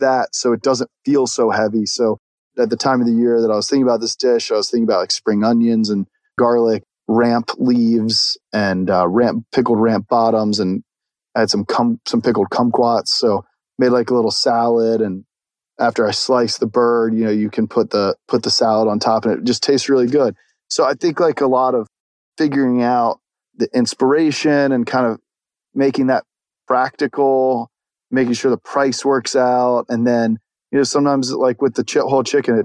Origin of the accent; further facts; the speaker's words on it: the South, United States; I'm from the South